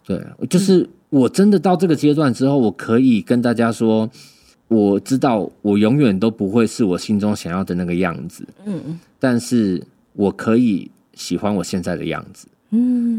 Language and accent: Chinese; Keelung, Taiwan; moved away as an adult; now in Taipei, Taiwan; 我们基隆就是你们， 你们台北人都称我们基隆是南部人啊